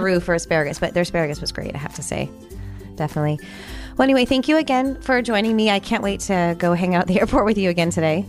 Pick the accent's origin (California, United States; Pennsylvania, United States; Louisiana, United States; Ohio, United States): California, United States; San Jose; now in Tampa, United States; I grew up in California. you know, where I grew up, um, I was only about thirty minutes away from Salinas